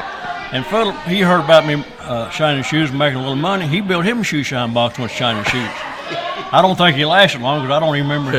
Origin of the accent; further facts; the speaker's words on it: Jamestown, United States; I was born and raised here.